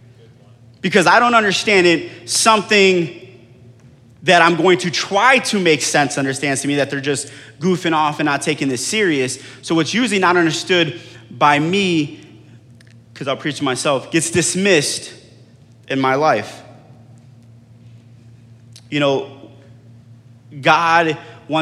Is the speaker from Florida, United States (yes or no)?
yes; Florida, United States; I grew up in Florida